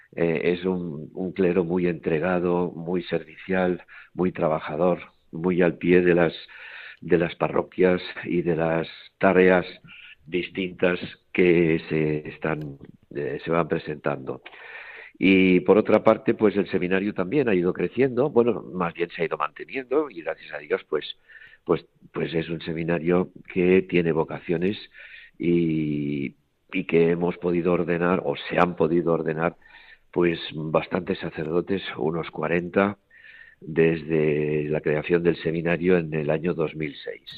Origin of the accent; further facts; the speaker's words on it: Barcelona, Catalonia, Spain; also born or lived in Toledo; now in Terrassa, Spain; yo soy nacido en Barcelona y allí me crié